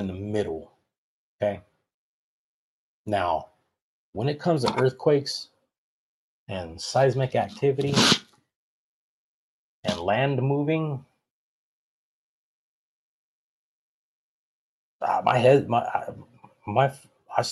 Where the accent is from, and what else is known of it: Monrovia, California, United States; born or raised there